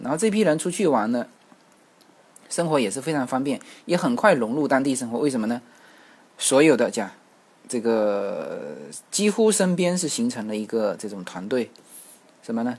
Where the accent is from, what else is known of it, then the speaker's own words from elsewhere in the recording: China; 我们大陆这边